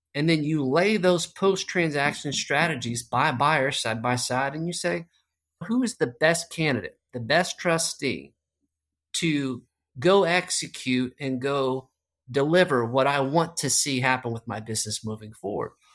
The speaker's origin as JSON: {"language": "English", "town": "Arlington", "region": "Texas", "country": "United States", "tie": "born or raised there", "said": "I grew up in Arlington, Texas, just right there, Dallas-Fort Worth"}